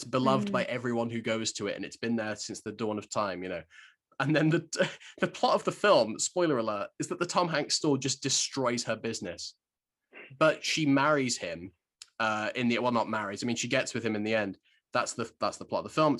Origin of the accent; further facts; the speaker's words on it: Shropshire, West Midlands, United Kingdom; growing up in Shropshire